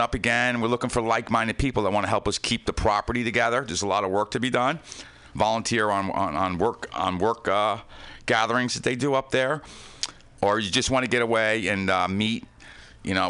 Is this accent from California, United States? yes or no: no; Yonkers, New York, United States; Growing up in Yonkers by the Hudson River